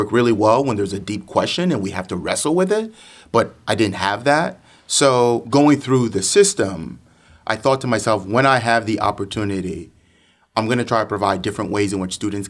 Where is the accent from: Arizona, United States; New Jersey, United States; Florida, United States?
New Jersey, United States; Princeton; What I found in my school experience in Princeton Regional Schools was the idea that because I learned differently, because I didn't fit into that mold that oftentimes a significant number of Princeton students fit into